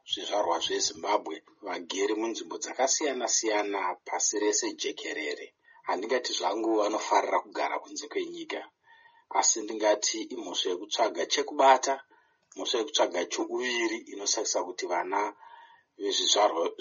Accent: Zimbabwe; moved away

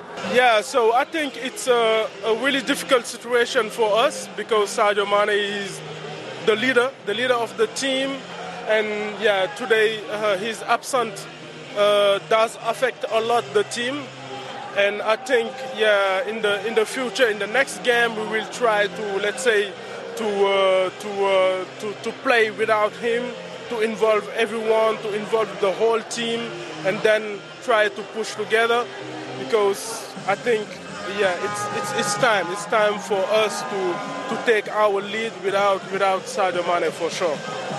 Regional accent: Senegal; I'm coming from Senegal in West South Africa.

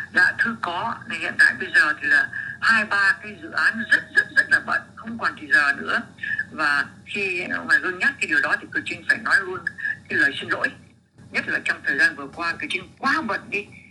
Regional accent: Vietnam; mình là người Việt Nam

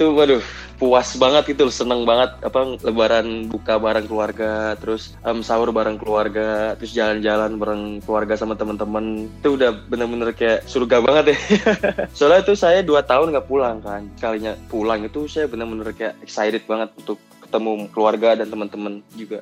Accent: Jakarta, Indonesia; moved away as an adult; also born or lived in Kudus; now in Germantown, United States; Dari Jakarta.

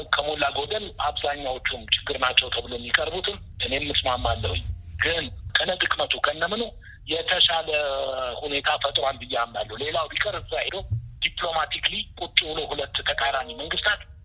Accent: Addis Ababa, Ethiopia; moved away as an adult; also born or lived in Beirut; እኔ ተወልጄ እዚሁ አዲስ አበባ ነው

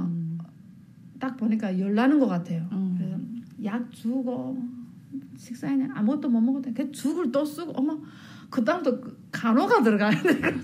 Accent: North Korea; moved away as an adult; also born or lived in China / South Korea; now in Maryland, United States; 저는 북한에서 어, 서해 쪽에 그 서해 바다 쪽에서 살았는데

